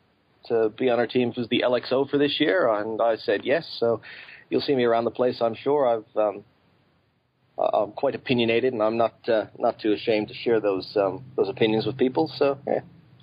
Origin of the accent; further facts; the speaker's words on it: Canada; moved away as an adult; now in Tasmania, Australia; Well, I'm Canadian by way of Tasmania. I moved down here a few years ago, so everybody keeps asking me, oh, you're not Australian, you don't have the funny voice.